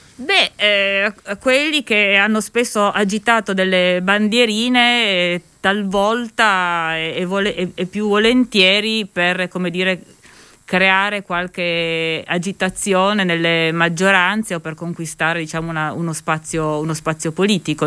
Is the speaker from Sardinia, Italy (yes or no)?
no; Turin, Piedmont, Italy; io vengo da Torino